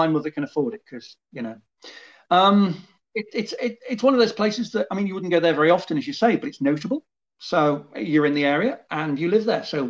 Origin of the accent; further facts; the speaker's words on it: Liverpool, North West England, United Kingdom; moved away; also born or lived in Sheffield / Kirkby-in-Ashfield; I grew up in Liverpool and then I lived in Sheffield for a bit.